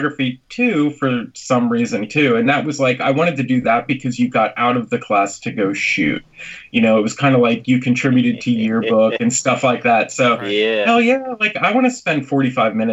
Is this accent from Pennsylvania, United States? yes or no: yes; Lebanon, Pennsylvania, United States; moved away as an adult; now in Nashville, United States; I'm from Lebanon, and everyone calls it Lebanon